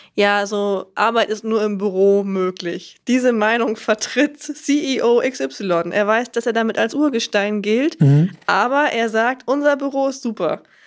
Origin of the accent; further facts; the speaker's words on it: Lower Saxony, Germany; ich komme aus Niedersachsen, in einem Kaff in Niedersachsen